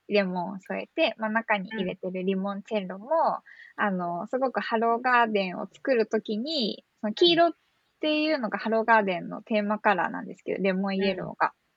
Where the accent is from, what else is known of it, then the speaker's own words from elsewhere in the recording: Gunma, Japan; moved away as an adult; also born or lived in Nishi-Chiba, Chiba; now in Chiba, Japan; 私って群馬県出身で、ずっと千葉で活動してると、千葉県生まれと勘違いされることよくあるんですけど、うんうん、私群馬が出身なんですよ。で、はいはい、海なし県で育っていて